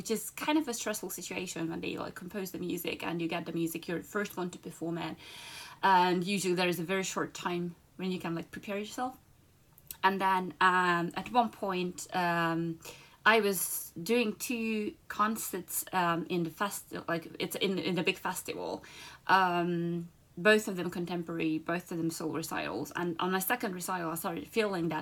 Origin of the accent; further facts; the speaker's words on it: Budapest, Hungary; moved away as an adult; also born or lived in London; Budapest in Hungary. That's my hometown